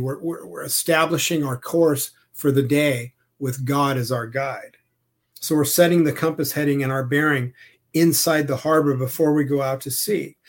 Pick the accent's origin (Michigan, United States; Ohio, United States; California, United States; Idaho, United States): California, United States; Southern; I grew up in Southern California and I spent a lot of time on the ocean